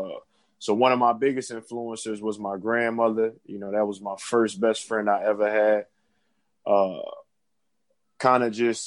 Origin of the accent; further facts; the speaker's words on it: Philadelphia, Pennsylvania, United States; now in North Carolina, United States; I'm originally from Philadelphia. I'm currently in North Carolina, but originally born and raised in Philadelphia